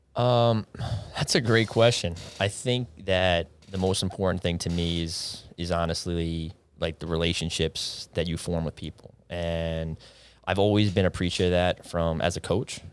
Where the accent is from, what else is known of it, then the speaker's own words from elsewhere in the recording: East Northport, New York, United States; I grew up over in East Northport, went to Elwood John Glenn High School